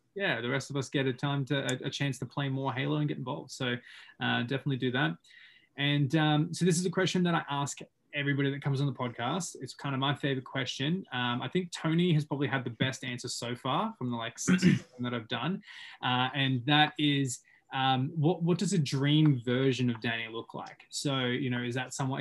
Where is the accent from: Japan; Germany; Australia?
Australia; Sunshine Coast, Queensland; moved away as an adult; also born or lived in Whistler, Canada; now in Canada; I, am obviously from Australia. I'm from the Sunshine Coast.